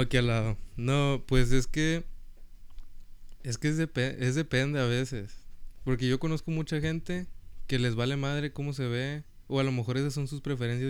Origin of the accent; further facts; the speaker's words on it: Mexico; now in Rio Grande Valley, United States; yo pues estudié en México 14 años